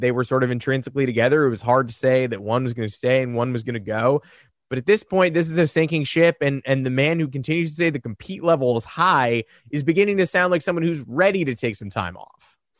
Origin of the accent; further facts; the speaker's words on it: Northeast, United States; growing up in the Northeast.